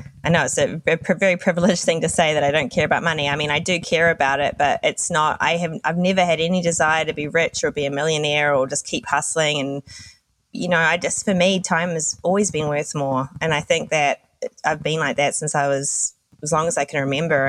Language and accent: English; New Zealand; moved away as an adult; also born or lived in Australia / London; So I'm originally from New Zealand. When I was 21, I moved to Australia